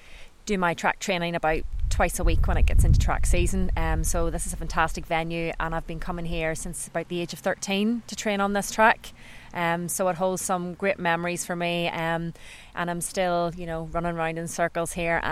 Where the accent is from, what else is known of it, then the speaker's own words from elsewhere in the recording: Newcastle, Northern Ireland, United Kingdom; So I'm originally from Newcastle, County Down, and we've got some fantastic running routes there.